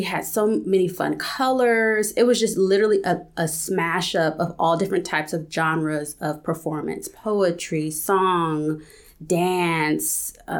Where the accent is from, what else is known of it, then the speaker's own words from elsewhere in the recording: California, United States; also born or lived in Texas; I was born in Texas. And yeah. Eventually I moved to California, grew up in California, raised by a single parent.